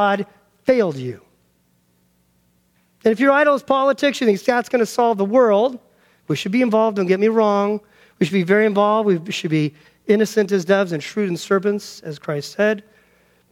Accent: Denver, Colorado, United States; I grew up in Denver, Colorado

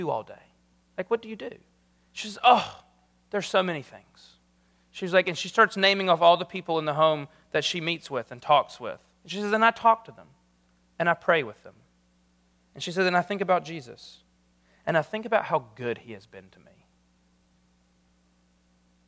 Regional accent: South Carolina, United States; moved away; I'm from South Carolina

